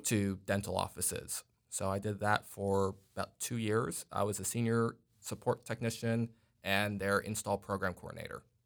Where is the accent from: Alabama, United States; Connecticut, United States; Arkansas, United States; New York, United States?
New York, United States; New York City; now in Texas, United States; I'm originally from, uh, Staten Island, New York, but I actually been here in Texas since two thousand eight.